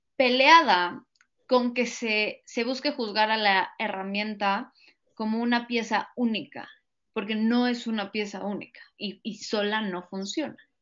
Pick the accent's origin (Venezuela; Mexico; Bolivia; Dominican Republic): Mexico; nosotros como mexicanos